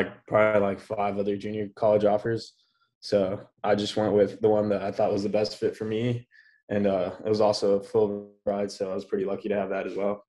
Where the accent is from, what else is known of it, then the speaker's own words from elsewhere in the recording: El Paso, Texas, United States; moved away as an adult; also born or lived in Odessa, Texas; now in Austin, United States; I am from El Paso. Graduated from Coronado, class of 2018.